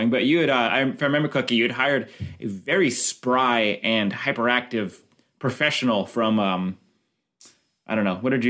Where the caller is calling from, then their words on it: Beacon, New York, United States; I'm calling in from Beacon, New York.